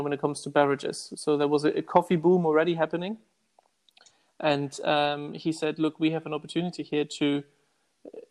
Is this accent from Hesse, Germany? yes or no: no; Hamburg, Germany; moved away as an adult; also born or lived in Hong Kong / Bangkok / Macau / Saudi Arabia; now in London, United Kingdom; I'm originally from Hamburg, Germany